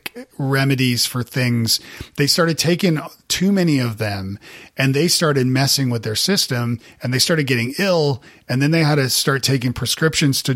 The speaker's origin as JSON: {"language": "English", "country": "Canada", "also_born_or_lived": "Nashville, United States", "moved": "yes", "said": "I'm from Canada originally"}